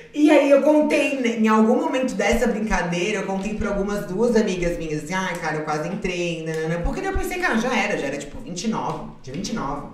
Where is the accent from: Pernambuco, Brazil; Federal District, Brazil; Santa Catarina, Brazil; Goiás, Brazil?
Santa Catarina, Brazil; Florianópolis; also born or lived in Salvador / Porto Alegre; Eu sou nascida em Florianópolis, morei muitos anos lá. Morei em Salvador, morei em Porto Alegre, minha família é toda é gaúcha